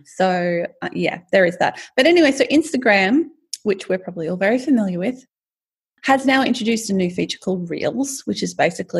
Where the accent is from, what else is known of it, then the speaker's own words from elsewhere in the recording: Australia; I'm Australian.